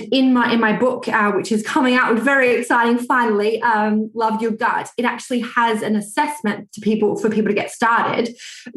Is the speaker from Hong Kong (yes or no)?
no; Australia; moved away as an adult; now in United Kingdom; I'm actually Australian, although I live in the UK